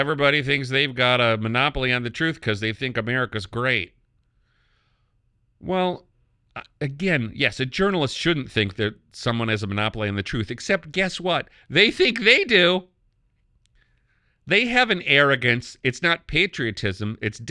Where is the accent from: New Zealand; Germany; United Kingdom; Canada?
Canada; now in United States; I'm from Canada. I did become a naturalized American, but I'm a Canadian in my mindset.